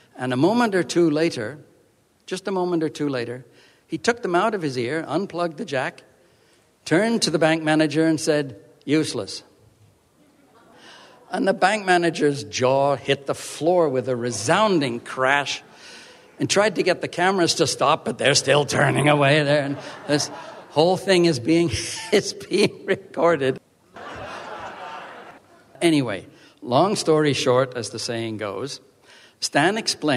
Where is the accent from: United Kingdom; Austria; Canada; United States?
Canada; Vancouver Island, British Columbia; my hometown on Vancouver Island